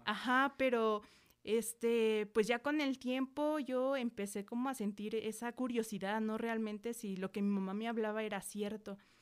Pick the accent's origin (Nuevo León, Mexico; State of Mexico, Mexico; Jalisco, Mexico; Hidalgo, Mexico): State of Mexico, Mexico; Metepec; also born or lived in San Agustín Mextepec; Soy de Metepec